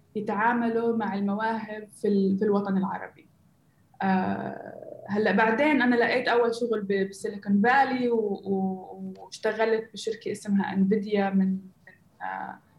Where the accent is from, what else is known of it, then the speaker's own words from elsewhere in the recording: Gaza, Gaza Strip, Palestine; moved away as an adult; also born or lived in Silicon Valley; أنا أصلا فلسطينية من غزة آه، عشت انولدت بغزة وعشت حياتي هناك